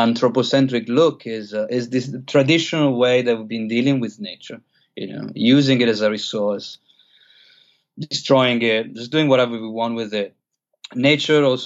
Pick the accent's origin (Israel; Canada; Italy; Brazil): Italy; moved away as an adult; also born or lived in London / Australia / Chiang Mai; I grew up in Italy